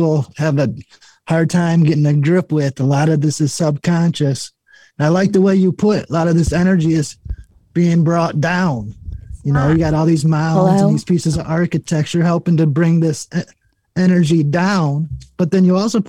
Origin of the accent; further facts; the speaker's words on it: Flint, Michigan, United States; also born or lived in Detroit, Michigan; I grew up on Highway 23 in Flint